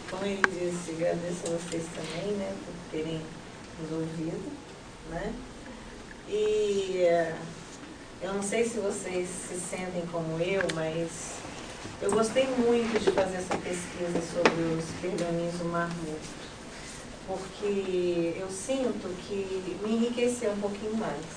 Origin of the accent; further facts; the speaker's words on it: Brazil; nós somos brasileiros e nosso país está lá tão distante, né?